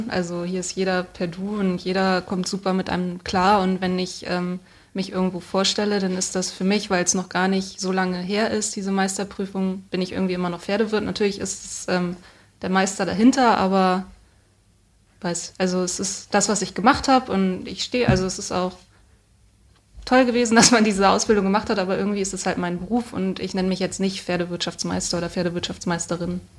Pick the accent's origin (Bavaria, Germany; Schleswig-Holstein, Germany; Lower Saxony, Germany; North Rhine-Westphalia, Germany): Schleswig-Holstein, Germany; Und ich komme aus Schleswig-Holstein und Schleswig-Holstein hat gar kein Landgestüt mehr, schon seit vielen Jahren.